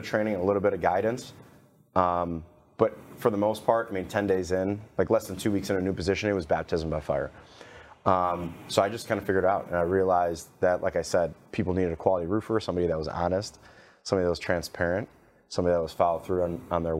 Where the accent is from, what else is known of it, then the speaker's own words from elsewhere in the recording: Cleveland, Ohio, United States; moved away as an adult; now in Dallas, United States; I'm from Cleveland, Ohio, originally